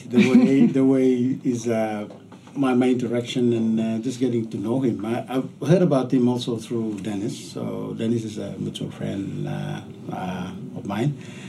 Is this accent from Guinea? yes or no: no; Viverin Village, Toma area, Gazelle Peninsula, East New Britain, Papua New Guinea; now in Sydney, Australia; I grew up in Viverin Village in the Toma area in the hinterlands of the Gazelle Peninsula.